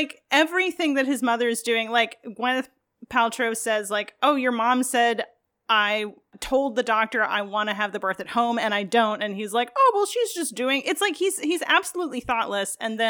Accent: New York, United States; I'm from New York.

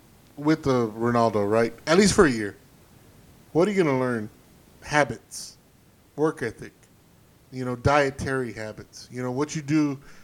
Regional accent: Texas, United States; because we here in Texas, you see, we're Texas first, we're American second

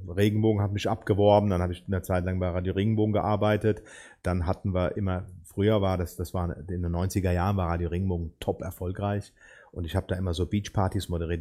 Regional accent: Ober-Ramstadt, Hesse, Germany; moved away; bin hier in der Region nicht groß geworden. Ich komme eigentlich aus dem Odenwald, aus, dem, aus Oberramstadt

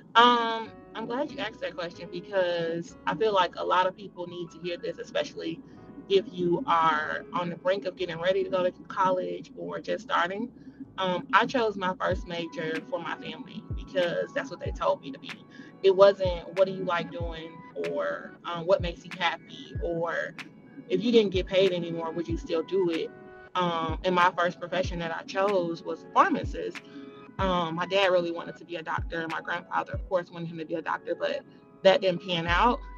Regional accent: Jackson, Mississippi, United States; accent: country; moved away as an adult; also born or lived in Chicago, Illinois / Florida; I'm originally from Jackson, Mississippi

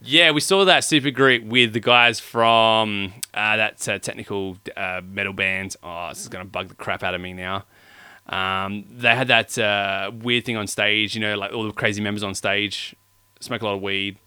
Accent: Australia; we are from Australia

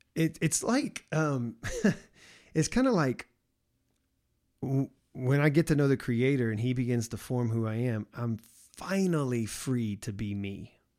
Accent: the South, United States; growing up as how I grew up in the South

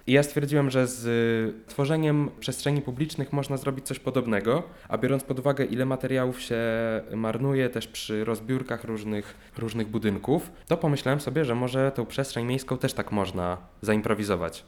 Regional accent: Olsztyn, Warmian-Masurian Voivodeship, Poland; moved away as an adult; now in Warsaw, Poland; w mieście, które nie jest moim miastem y, rodzinnym, bo ja pochodzę z Olsztyna i przeprowadziłem się tutaj na studia

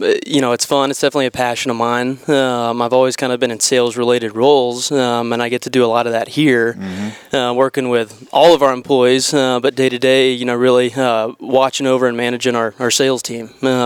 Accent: Franklin, Tennessee, United States; I grew up here in Tennessee, grew up in Franklin, went to high school in Franklin, moved around a bit, and eventually found my way back here, and glad to be back home. For me, this is home.

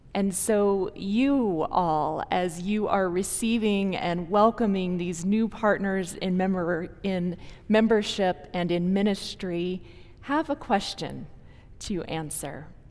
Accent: Minnesota, United States; moved away as an adult; now in Longmont, United States; I was born and raised in Minnesota

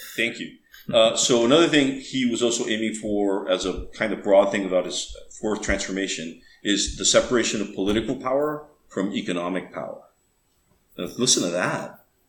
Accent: Tamaulipas, Mexico; also born or lived in Rio Grande Valley, Texas, United States; So, I grew up mostly in Mexico, but also in America

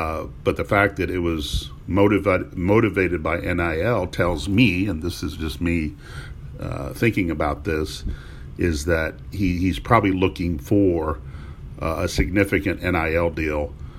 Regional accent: Indiana, United States; I'm from Indiana.

